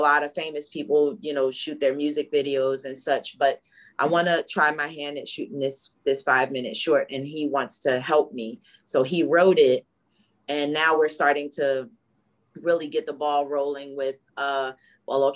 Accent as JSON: {"language": "English", "town": "Newark", "region": "New Jersey", "country": "United States", "said": "We're from Newark, New Jersey."}